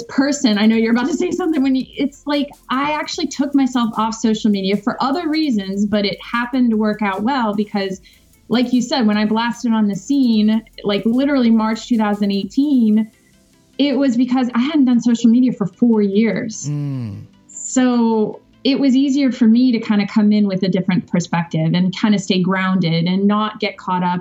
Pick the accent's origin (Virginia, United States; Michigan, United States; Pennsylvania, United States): Virginia, United States; Richmond; I grew up on the East Coast in Richmond, Virginia, and I moved around a lot.